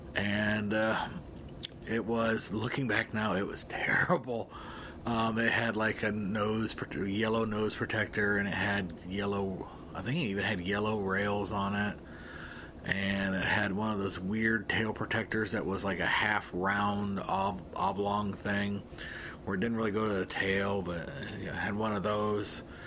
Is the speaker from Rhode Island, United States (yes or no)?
no; Arcadia, Ohio, United States; where I grew up in Northwest Ohio is in a town called Arcadia.